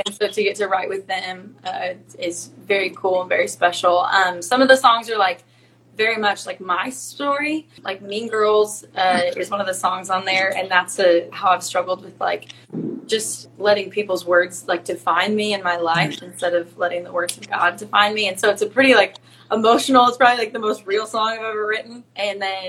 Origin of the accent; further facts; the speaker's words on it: the Northwest, Pacific Northwest, United States; I'm from the Northwest, a little tiny little farm town